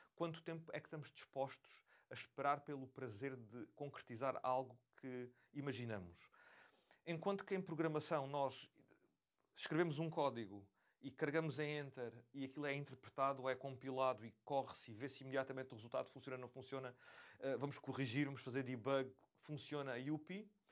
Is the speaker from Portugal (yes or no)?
yes; Beja, Alentejo, Portugal; moved away; Eu, crescendo em Beja, tinha a dificuldade acrescida de não conseguir ter acesso a lojas que vendessem componentes eletrónicos